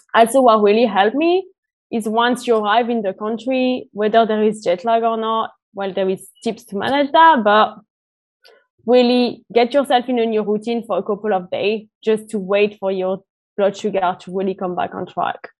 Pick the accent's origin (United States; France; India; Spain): France; moved away as an adult; now in United Kingdom; I'm originally from France and I've been based in the UK for the past five years